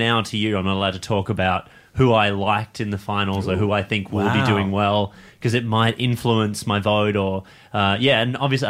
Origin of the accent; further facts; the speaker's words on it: Geelong, Victoria, Australia; that's my hometown.